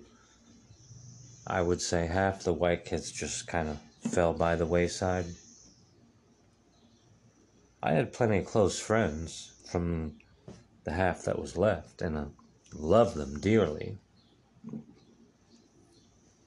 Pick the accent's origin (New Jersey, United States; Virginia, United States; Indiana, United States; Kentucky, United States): Indiana, United States; Muncie; also born or lived in Milwaukee, Wisconsin; I was raised in Middletown, America. My town was the sociological study as Middletown, America